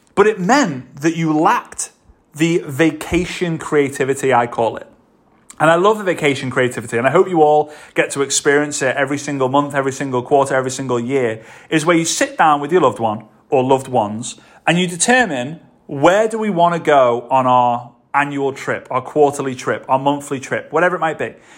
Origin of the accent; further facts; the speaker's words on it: Liverpool, North West England, United Kingdom; moved away as an adult; also born or lived in Varna, Bulgaria; now in Dubai, United Arab Emirates; Liverpool, my hometown